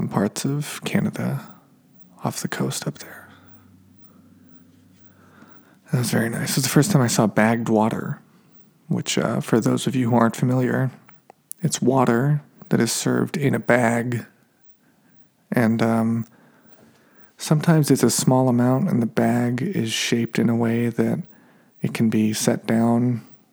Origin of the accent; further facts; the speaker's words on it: United States; also born or lived in France; I'm American